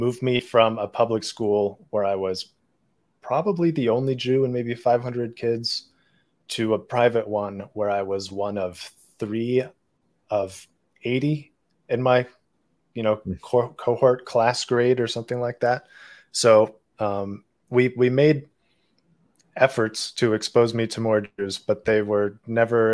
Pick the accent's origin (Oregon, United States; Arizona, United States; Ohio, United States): Ohio, United States; Cincinnati; moved away; also born or lived in Beijing, China; I grew up in Cincinnati, Ohio, and I'm Jewish